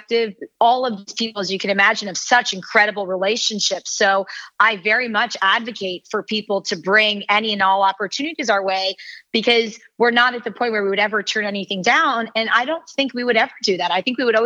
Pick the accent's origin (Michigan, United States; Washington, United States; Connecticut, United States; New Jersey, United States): New Jersey, United States; I come from a sailing family. I'm from New Jersey